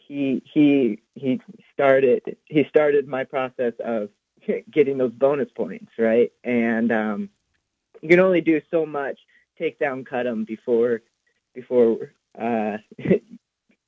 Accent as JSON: {"language": "English", "town": "Omaha", "region": "Nebraska", "country": "United States", "moved": "yes", "lives_now": "Buies Creek, United States", "said": "back home in Omaha"}